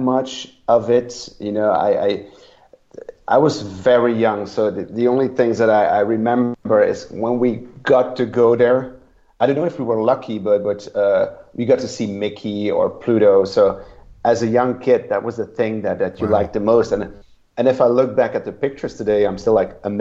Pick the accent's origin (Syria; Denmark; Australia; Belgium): Belgium; I'm from Belgium